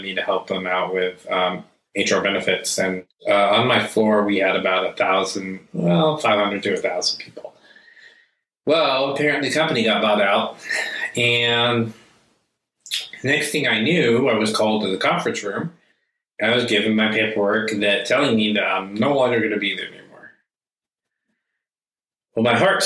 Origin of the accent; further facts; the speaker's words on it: United States; I was born and raised here in the United States